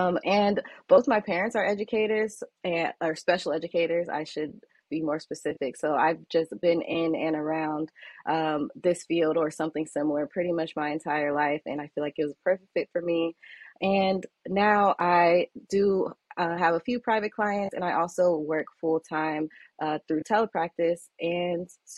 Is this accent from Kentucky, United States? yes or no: no; Southern California, United States; moved away as an adult; also born or lived in Washington, D.C.; I'm from Southern California.